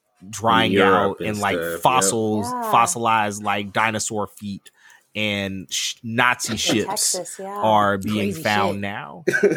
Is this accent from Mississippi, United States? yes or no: yes; Hattiesburg, Mississippi, United States; And I am from Mississippi. I am originally from Hattiesburg, Mississippi.